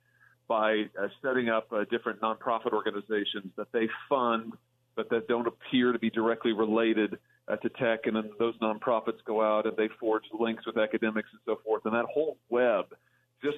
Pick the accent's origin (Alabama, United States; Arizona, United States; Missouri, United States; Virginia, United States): Missouri, United States; in Missouri, my home state